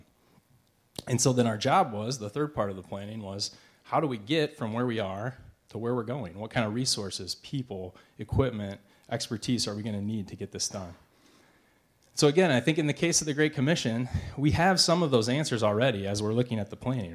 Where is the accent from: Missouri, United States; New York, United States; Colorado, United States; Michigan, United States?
Missouri, United States; Eureka; we're from Eureka